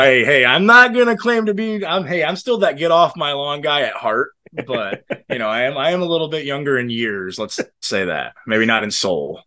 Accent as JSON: {"language": "English", "region": "Southwest Michigan", "country": "United States", "tie": "born or raised there", "said": "I was born and raised in Southwest Michigan"}